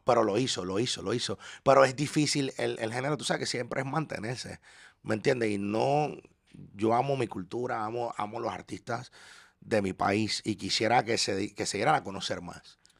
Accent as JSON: {"language": "Spanish", "country": "Panama", "also_born_or_lived": "Orlando, United States / Ocala, United States", "moved": "yes", "lives_now": "Miami, United States", "said": "yo como panameño"}